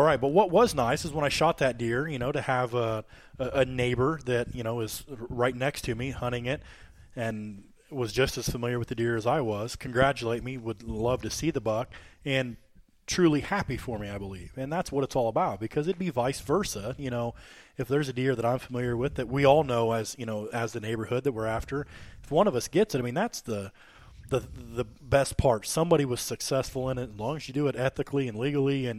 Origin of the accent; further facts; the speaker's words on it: Warsaw, Illinois, United States; I'm from Warsaw. This is, you know, between Hamilton and Nauvoo